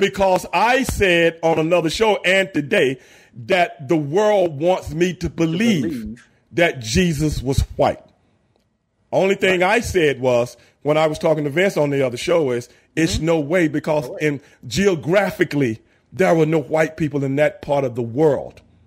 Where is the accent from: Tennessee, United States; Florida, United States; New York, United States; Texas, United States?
Texas, United States; Houston; I'm from South Park in Southeast Houston.